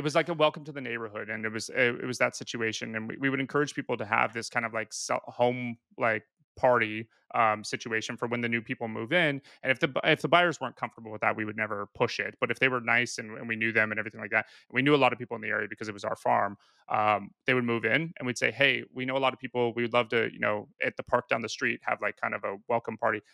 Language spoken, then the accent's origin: English; Pacific Northwest, United States; moved away as an adult; also born or lived in Australia; now in San Diego, United States; I moved to San Diego. I was originally from the Pacific Northwest